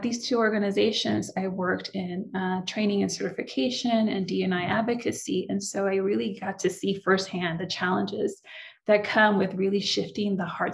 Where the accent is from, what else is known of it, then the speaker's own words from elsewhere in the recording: San Francisco, California, United States; first language Spanish; English is a second language; also born or lived in Nicaragua; now in Southern California, United States; Came to the States when I was 4, grew up in the Bay Area. So San Francisco, California, Bay Area, and currently reside in Southern California now